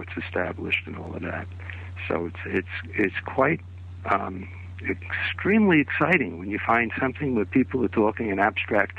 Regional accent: New York City, New York, United States; moved away as an adult; also born or lived in California; I'm from New York City, actually born in Brooklyn

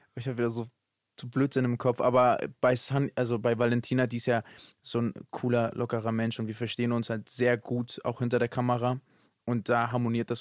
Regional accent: Hamburg, Germany; Ich bin ja Hamburger

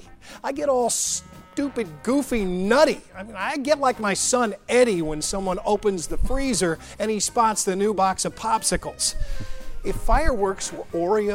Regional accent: Missouri, United States; I'm from Missouri

